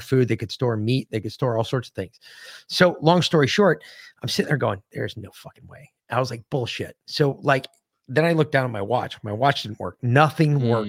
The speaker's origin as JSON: {"language": "English", "region": "Connecticut", "country": "United States", "tie": "born or raised there", "said": "growing up in Connecticut, we knew a lot of Connecticut history."}